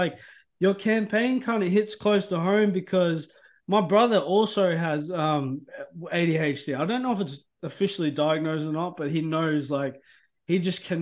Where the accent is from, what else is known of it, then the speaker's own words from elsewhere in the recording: Australia; moved away; I'm Australian